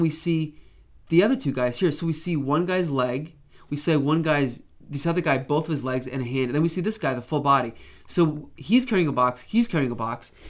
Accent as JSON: {"language": "English", "country": "Canada", "said": "as a Canadian"}